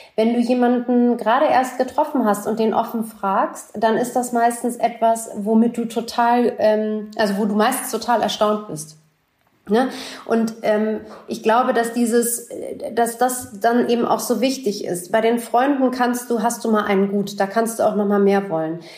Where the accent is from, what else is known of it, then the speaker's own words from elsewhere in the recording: Berlin, Germany; Ich bin in West Berlin groß geworden